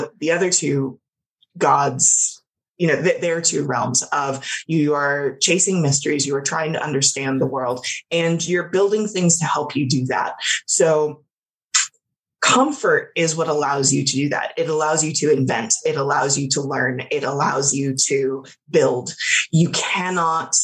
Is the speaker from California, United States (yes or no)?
yes; Los Angeles, California, United States; I grew up in Los Angeles, like born and raised there